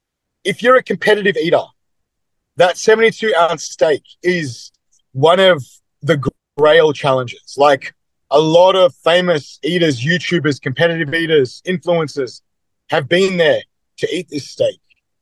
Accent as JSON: {"language": "English", "country": "Australia", "said": "I'm from Australia. I've come this far."}